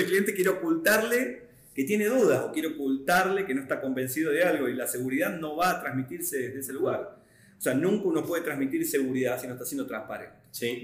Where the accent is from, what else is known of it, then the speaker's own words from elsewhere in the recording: Argentina; Yo vengo de Argentina